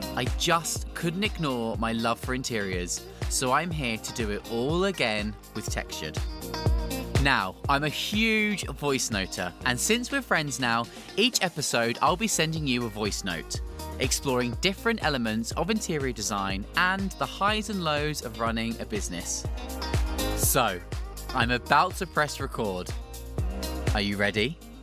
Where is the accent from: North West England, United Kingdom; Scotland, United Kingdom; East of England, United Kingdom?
East of England, United Kingdom; Felixstowe; moved away as an adult; also born or lived in London; I did lots of amateur dramatics in my hometown in Felixstowe